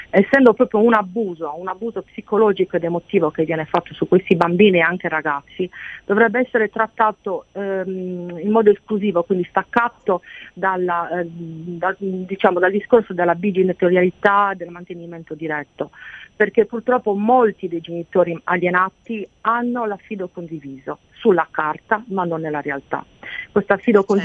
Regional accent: Sardinia, Italy; io sono sarda

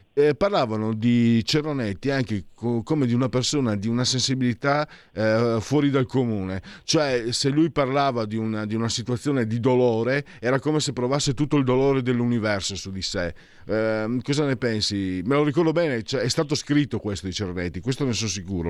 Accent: Friuli-Venezia Giulia, Italy; now in Milan, Italy; sono un grossolano, sono un provinciale, vengo dal Friuli

